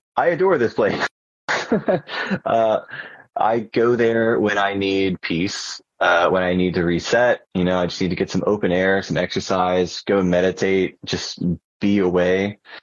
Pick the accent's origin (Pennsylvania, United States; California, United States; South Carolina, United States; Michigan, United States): South Carolina, United States; Charleston; moved away as an adult; now in Columbia, United States; I came to Columbia from Charleston, which is my real hometown